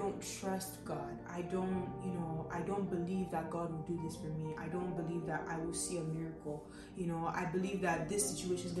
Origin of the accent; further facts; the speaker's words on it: Lagos, Nigeria; growing up in Lagos